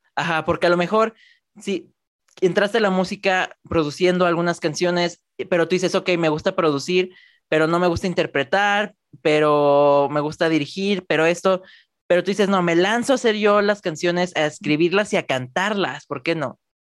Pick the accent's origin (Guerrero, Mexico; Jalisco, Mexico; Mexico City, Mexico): Jalisco, Mexico; Guadalajara; yo soy de Guadalajara, México